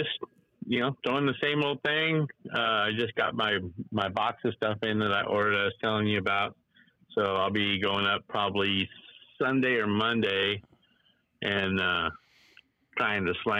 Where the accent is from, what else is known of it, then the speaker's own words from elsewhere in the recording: California, United States; I'm from California.